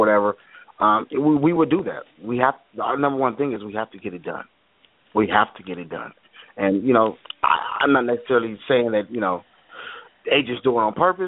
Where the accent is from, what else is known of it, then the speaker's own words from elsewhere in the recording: Seattle, Washington, United States; I'm from Seattle, man, and I'm actually calling from Seattle